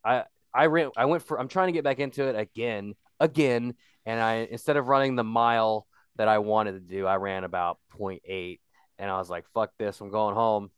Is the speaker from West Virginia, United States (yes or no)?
yes; West Virginia, United States; I'm that guy from West Virginia